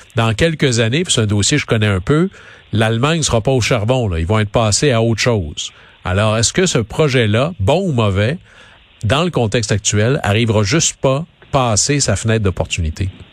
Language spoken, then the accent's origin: French; Quebec, Canada; mon coin de pays, au Saguenay-Lac-Saint-Jean